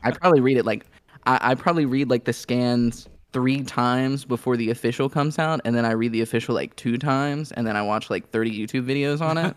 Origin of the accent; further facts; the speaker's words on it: Northern Kentucky, United States; moved away; I grew up in Northern Kentucky